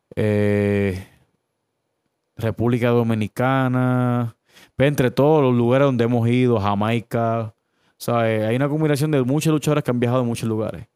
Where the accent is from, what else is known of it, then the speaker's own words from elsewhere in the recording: Caguas, Puerto Rico; also born or lived in Humacao; yo nací en Humacao, pero me crié en Cagua. So, yo soy cagüeño de corazón